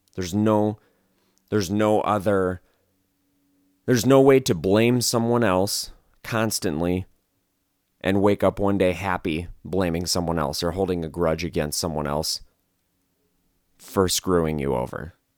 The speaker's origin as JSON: {"language": "English", "region": "Wisconsin", "country": "United States", "moved": "yes", "lives_now": "Las Vegas, United States", "said": "I'm from Wisconsin, so I'm, I'm familiar with what a real blizzard is, is like"}